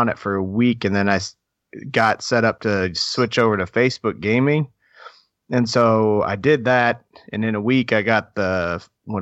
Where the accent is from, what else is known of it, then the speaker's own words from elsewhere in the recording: Minnesota, United States; now in Kentucky, United States; I'm originally from Minnesota. Now I live in Kentucky